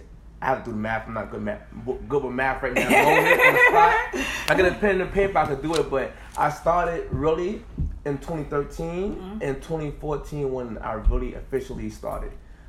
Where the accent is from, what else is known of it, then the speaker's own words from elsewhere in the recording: New York City, New York, United States; I'm from Brooklyn, New York. I'm 35 years old.